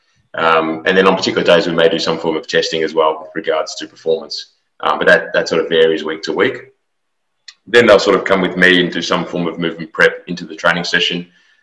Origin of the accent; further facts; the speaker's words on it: Australia; moved away as an adult; also born or lived in Melbourne; now in Houston, United States; I'm an Australian native. I've come to America to work for Houston Dynamo in the last year or so.